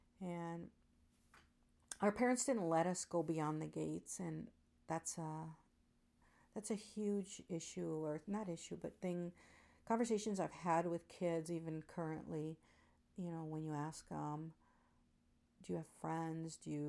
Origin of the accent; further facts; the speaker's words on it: Tijuana, Baja California, Mexico; I'd like to share a little bit about myself. I was born in Tijuana, Baja California, Mexico. My parents came to Tijuana. They are originally from La Magdalena, Michoacán, Mexico